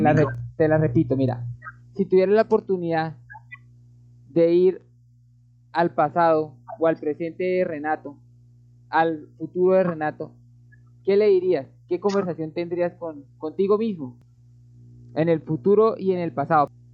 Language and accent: Spanish; Colombia; lo hablo aquí en mi país, que es Colombia